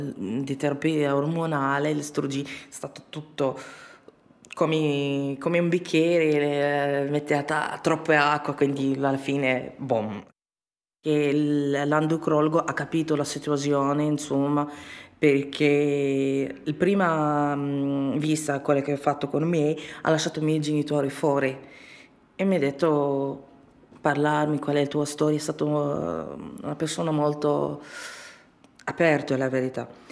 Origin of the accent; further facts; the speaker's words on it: Libya; Italian is a second language; moved away as an adult; now in Bologna, Italy; ho 28 anni e di origine libico. Mm, sono rifugiata in Italia da due anni e due mesi